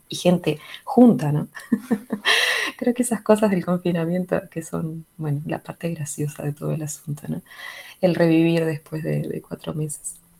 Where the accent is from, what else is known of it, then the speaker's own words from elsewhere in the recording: La Paloma, Rocha, Uruguay; moved away; also born or lived in Salto, Uruguay; nací en Salto, pero en realidad es, lo de Salteño es más una especie de, orgullo salteño que otra cosa. Volví mucho a Salto en el medio, pero soy palomense en realidad, soy rochense.